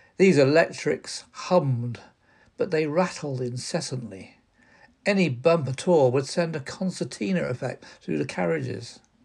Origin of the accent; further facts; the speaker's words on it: South Oxfordshire, near Didcot, South East England, United Kingdom; I grew up near the Great Western Railway in South Oxfordshire, but in my day, it was in the Royal County of Berkshire